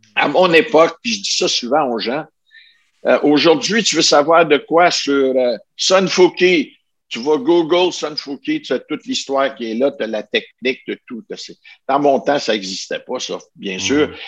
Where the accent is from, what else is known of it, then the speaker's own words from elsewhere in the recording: Ottawa, Ontario, Canada; Je viens de la région d'Ottawa